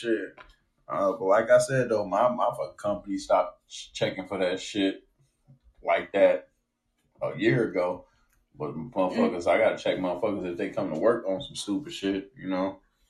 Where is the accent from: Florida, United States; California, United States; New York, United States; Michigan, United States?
Michigan, United States; Detroit; We're from Detroit.